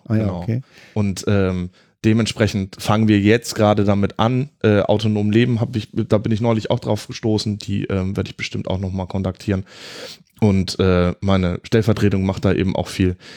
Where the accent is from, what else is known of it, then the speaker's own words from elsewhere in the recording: Southern Germany, Germany; ich komme ja ursprünglich aus Süddeutschland. Ähm, konnte auch ganz lange mit Grünkohl gar nicht so viel anfangen